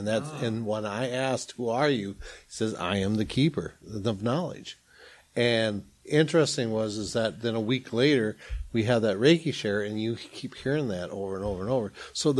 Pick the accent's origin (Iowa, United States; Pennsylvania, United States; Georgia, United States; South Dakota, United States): South Dakota, United States; I'm from South Dakota, you know, grew up near a reservation